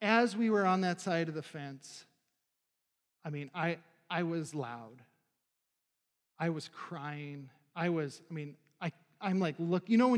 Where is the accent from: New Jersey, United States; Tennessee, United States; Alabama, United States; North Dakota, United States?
North Dakota, United States; moved away; I was probably 14, 15 at the time, and I'm from North Dakota, barren lands